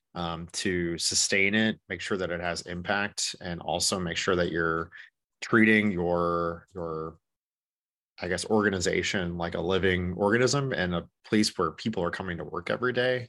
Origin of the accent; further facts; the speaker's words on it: Corsica, South Dakota, United States; also born or lived in Minneapolis, Minnesota; I am originally from Corsica, South Dakota